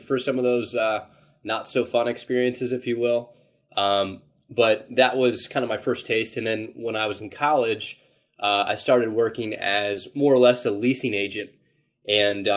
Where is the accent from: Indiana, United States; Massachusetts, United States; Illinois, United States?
Indiana, United States; Indianapolis; born and raised in Indianapolis